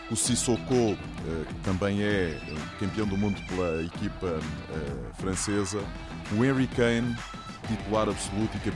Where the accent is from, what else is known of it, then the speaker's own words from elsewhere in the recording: Setúbal, Portugal; E Setúbalense, é sabes é, que eu sou de Setúbal